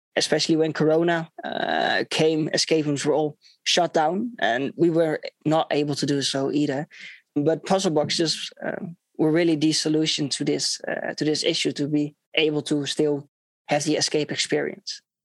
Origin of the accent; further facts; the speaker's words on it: Netherlands; I'm from the Netherlands.